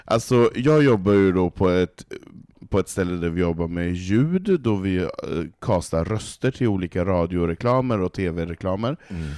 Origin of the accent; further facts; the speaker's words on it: Norrland, Sweden; now in Stockholm, Sweden; jag som norrlänning som har valt att bo i en storstad, som vill bo i storstad i betong